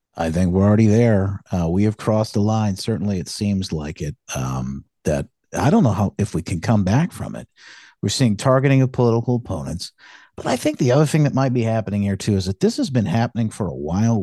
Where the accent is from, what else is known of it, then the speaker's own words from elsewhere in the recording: Michigan, United States; moved away as an adult; moved back, um, to my, uh, to, to my hometown where my wife and I had, uh, met each other here in Michigan